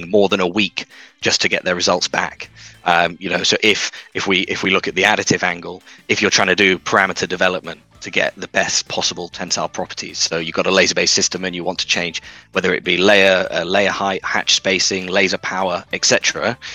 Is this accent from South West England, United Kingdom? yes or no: no; Manchester, North West England, United Kingdom; also born or lived in Cambridge; So I grew up in the north of England, as some of your listeners may be able to tell from my accent. So in Manchester